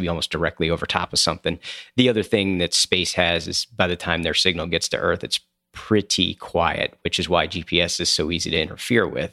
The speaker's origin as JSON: {"language": "English", "town": "Coatesville", "region": "Pennsylvania", "country": "United States", "tie": "born or raised there", "moved": "yes", "said": "grew up in a town called Coatesville, Pennsylvania"}